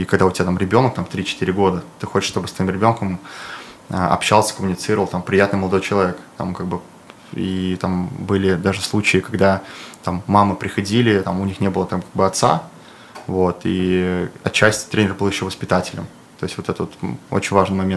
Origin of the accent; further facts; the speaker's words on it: Ufa, Bashkortostan, Russia; они как бы гордятся, то, что я башкир, и это круто, вот. Я из Уфы.